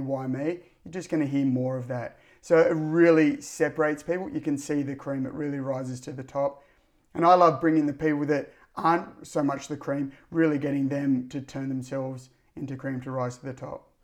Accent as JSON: {"language": "English", "town": "Cronulla", "region": "New South Wales", "country": "Australia", "said": "I'm from the Cronulla district"}